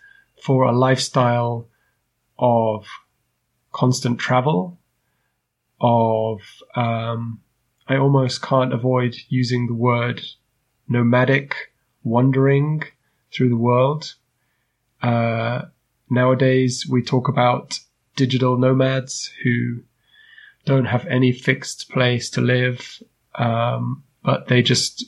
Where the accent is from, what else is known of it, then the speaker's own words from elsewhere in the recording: United Kingdom; moved away as an adult; now in Germany; a British guy to move around Europe